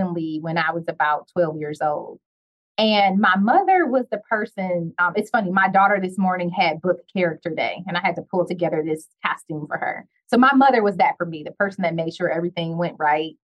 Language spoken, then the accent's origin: English; Detroit, Michigan, United States; I'm from Detroit